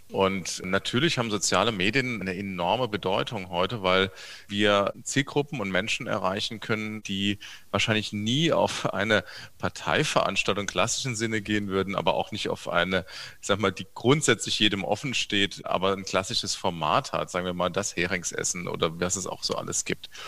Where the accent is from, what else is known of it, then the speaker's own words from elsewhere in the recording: Saarbrücken, Saarland, Germany; born there; Ich bin in Saarbrücken geboren. Ich bin heute auch Saarbrücker Oberbürgermeister.